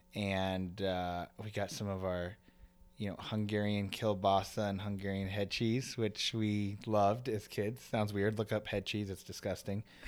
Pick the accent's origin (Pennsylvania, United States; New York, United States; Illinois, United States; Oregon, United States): Illinois, United States; Aurora; moved away; also born or lived in Oswego, Illinois / Yorkville, Illinois; we grew up in Aurora, which is one town over